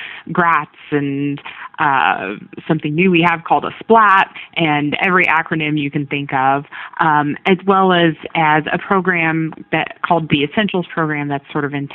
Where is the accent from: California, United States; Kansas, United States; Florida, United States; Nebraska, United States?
Kansas, United States; Junction City; also born or lived in Wichita, Kansas / New York; I'm originally from Kansas. I was initially raised in a little town called a smaller town called Junction City.